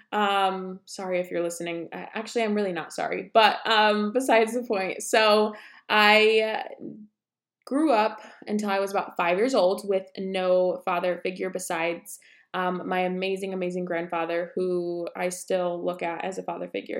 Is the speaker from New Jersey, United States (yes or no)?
no; about an hour south of Syracuse, New York, United States; moved away; we are originally from, like, two and a half hours from the city, about an hour south of Syracuse